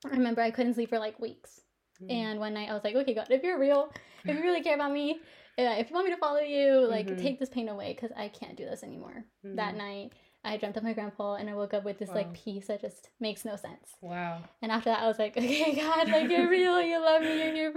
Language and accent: English; Oklahoma City, Oklahoma, United States; I grew up in Oklahoma City, you know, born and raised. That's where we're actually located in now.